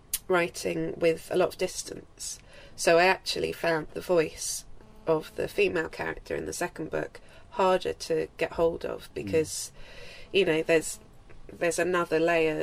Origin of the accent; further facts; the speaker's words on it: Isle of Wight, South East England, United Kingdom; childhood memories of growing up in the Isle of Wight